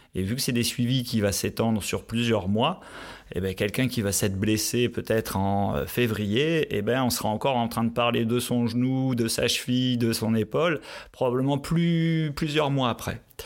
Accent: northern France, France; moved away as an adult; also born or lived in Qatar / Pau, France / Grenoble, France; now in Switzerland; je viens du nord de la France, donc le ski se fait sur les terrils dans le nord de la France

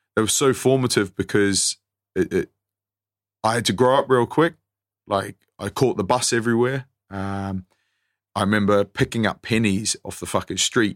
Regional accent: New Zealand; moved away; also born or lived in East Sussex / Worcester; I grew up in New Zealand

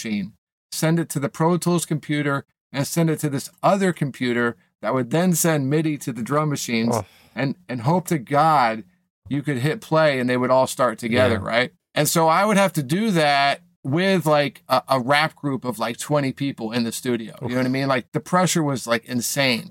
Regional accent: Maine, and then Boston, New England, United States; moved away as an adult; now in Los Angeles, United States; I grew up in New England, Maine, and then Boston

